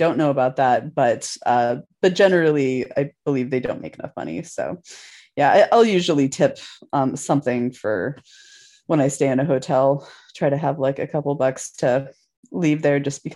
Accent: Washington, United States; that's my home state

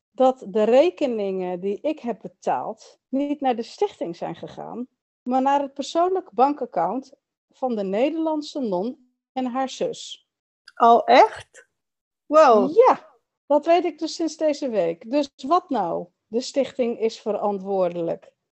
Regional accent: Chile; ik weet wel dat ik uit Chili kom, maar niet weet wie mijn biologische familie is.

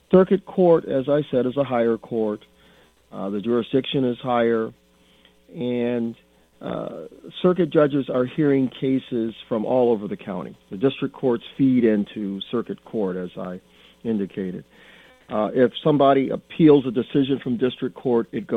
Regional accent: Flint, Michigan, United States; I was born and raised here in Flint and lived here all my life

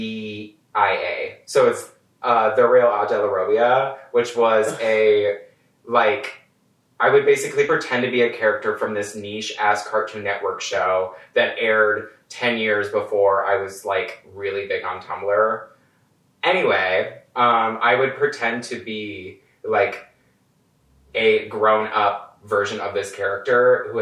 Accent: Michigan, United States; I'm originally from Michigan. Worst comes to worst, it's like an hour and a half drive away from like where my family lives in Michigan.

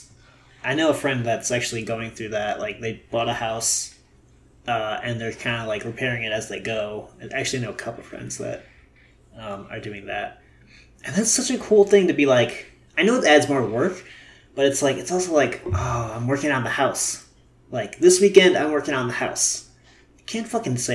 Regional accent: Milwaukee, Wisconsin, United States; now in Los Angeles, United States; back home

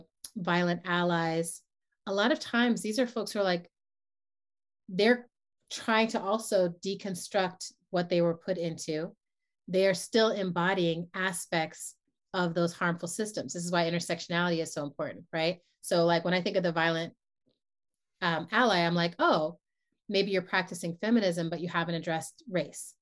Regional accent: New York, United States; moved away as an adult; also born or lived in San Francisco Bay Area; I come from New York

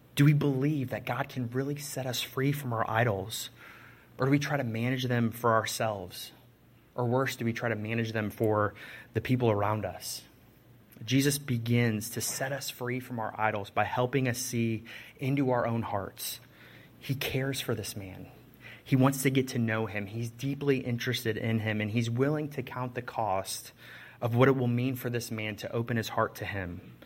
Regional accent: Chicago, Illinois, United States; I'm from Chicago

